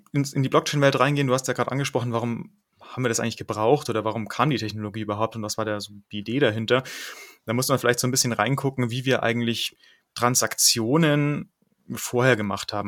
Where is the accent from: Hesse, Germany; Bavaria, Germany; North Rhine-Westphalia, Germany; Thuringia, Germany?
Bavaria, Germany; Munich; also born or lived in Netherlands; in München bin ich aufgewachsen